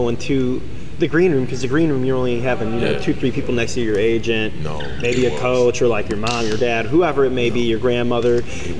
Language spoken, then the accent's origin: English; Chicago, Illinois, United States; I'm from Chicago